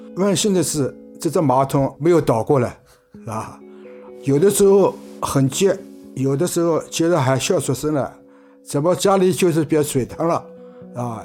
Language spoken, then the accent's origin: Chinese; Hangzhou, Zhejiang, China; 一九四九年五月生。反正我是出生在水仙弄这块土地上的